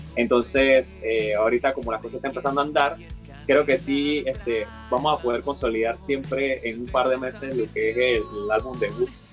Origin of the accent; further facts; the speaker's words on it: Panama; somos panameños